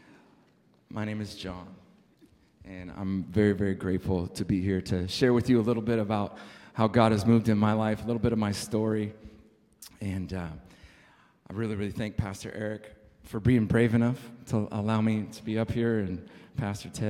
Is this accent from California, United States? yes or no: yes; San Diego, California, United States; moved away; I was born and raised in San Diego